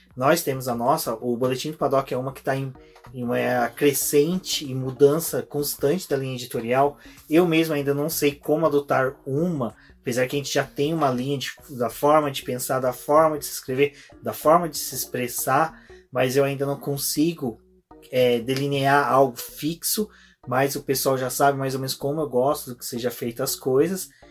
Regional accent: Brazil; a gente é brasileiro, latino

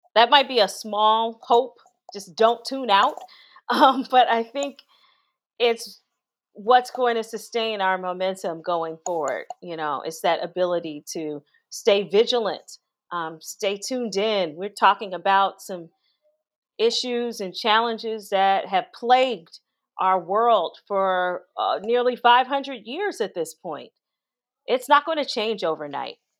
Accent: Gary, Indiana, United States; moved away; growing up in Gary, Indiana, which is a steel town

